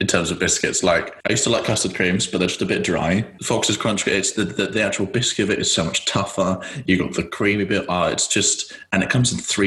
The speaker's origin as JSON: {"language": "English", "region": "London", "country": "United Kingdom", "said": "I'm originally from East London"}